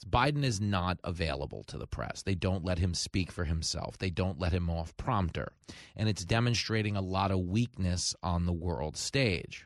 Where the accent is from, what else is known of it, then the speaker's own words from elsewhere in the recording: New York, United States; he's a senator here in my home state